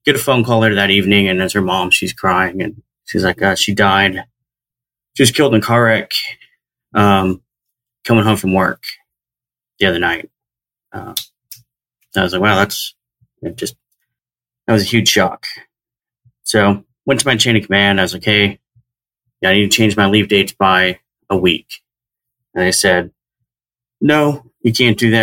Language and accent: English; Southern Oregon, United States; moved away as an adult; I grew up in Southern Oregon